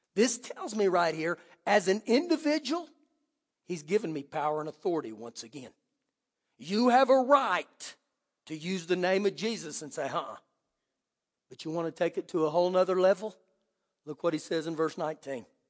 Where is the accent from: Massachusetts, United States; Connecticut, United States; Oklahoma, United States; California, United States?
Oklahoma, United States; moved away; I grew up back in Oklahoma